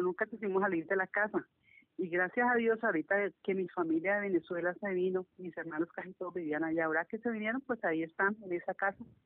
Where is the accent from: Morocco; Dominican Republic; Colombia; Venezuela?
Colombia; Cali, Valle del Cauca; Aquí en Cali, nací aquí en Cali, yo soy caleña de nacimiento y de crianza